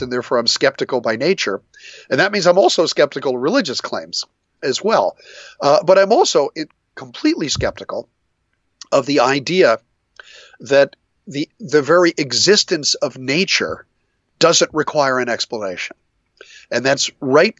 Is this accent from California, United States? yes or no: no; New Jersey, United States; I grew up in New Jersey.